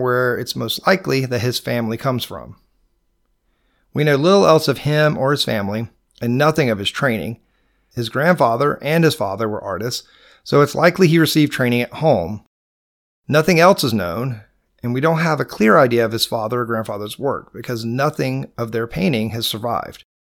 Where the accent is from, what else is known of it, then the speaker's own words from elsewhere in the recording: Georgia, United States; accent: Georgia; my Georgia accent